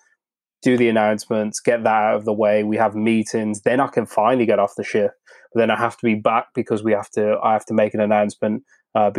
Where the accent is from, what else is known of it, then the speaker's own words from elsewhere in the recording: United Kingdom; I'm British